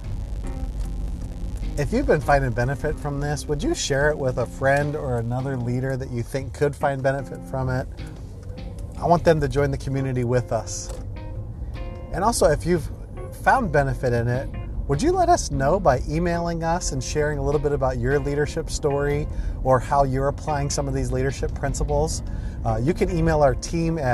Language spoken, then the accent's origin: English; Ohio, United States; I was an extremely shy kid and early teenager growing up in Ohio.